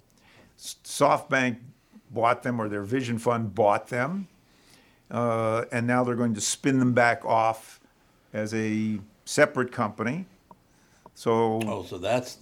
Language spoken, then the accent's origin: English; Haddon Township, New Jersey, United States; I'm originally from Haddon Township, New Jersey. So just down the street from Camden, New Jersey.